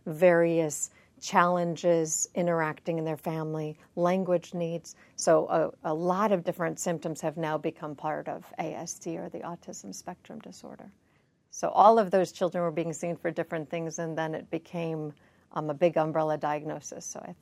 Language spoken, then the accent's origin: English; Chicago, Illinois, United States; Chicago, Illinois.